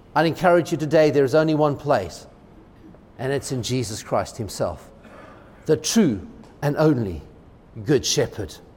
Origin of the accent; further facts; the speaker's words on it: United States; as an American